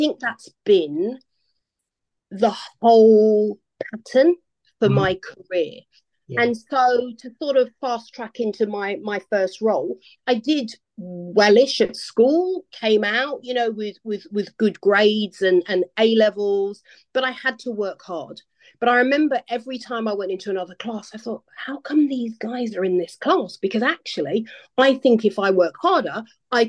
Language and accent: English; London, United Kingdom; I grew up in London, so big city